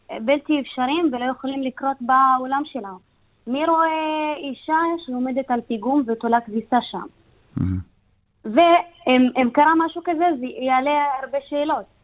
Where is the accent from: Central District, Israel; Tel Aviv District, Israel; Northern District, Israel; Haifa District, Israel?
Northern District, Israel; Beit Zarzir; אני גם בדואית